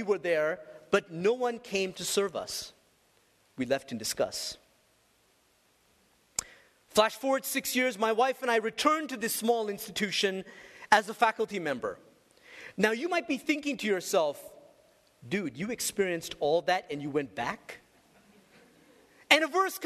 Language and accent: English; Colombo, Western Province, Sri Lanka; Growing up in Sri Lanka, my parents encouraged my sister and I to engage the poverty